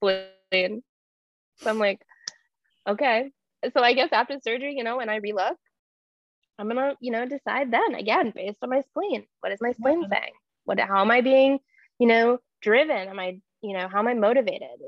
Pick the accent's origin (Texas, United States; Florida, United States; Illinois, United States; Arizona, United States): Illinois, United States; Chicago; also born or lived in London; Chicago, where I have lived my entire life.